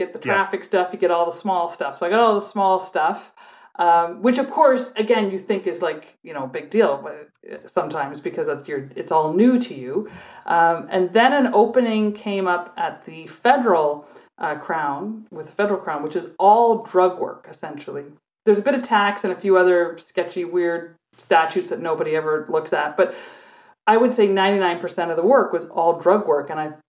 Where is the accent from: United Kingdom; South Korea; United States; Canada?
Canada; And so we're like, hey, we're Canadian cops here. We're just here looking around.